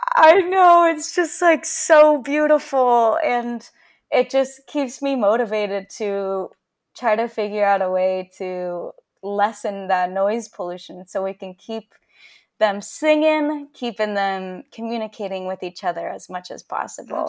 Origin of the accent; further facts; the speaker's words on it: San Diego, California, United States; also born or lived in Davis, California; I'm from San Diego and, um, I grew up next to the ocean